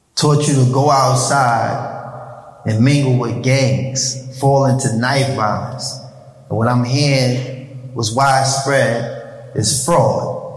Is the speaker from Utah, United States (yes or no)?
no; New York City, New York, United States; I was born in New York City, raised in Harlem.